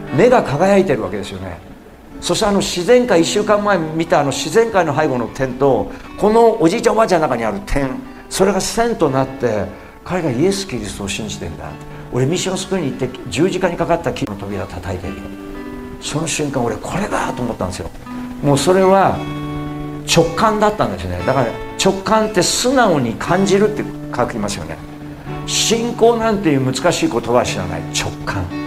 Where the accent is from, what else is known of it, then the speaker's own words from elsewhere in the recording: Osaka, Japan; moved away as an adult; 俺が西成で育った